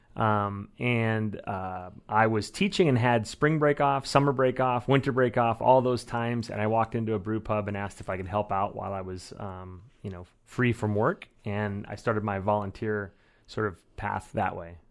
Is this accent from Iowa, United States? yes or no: yes; Iowa, United States; moved away as an adult; also born or lived in Chicago; now in Eugene, United States; I grew up in Iowa, as did my wife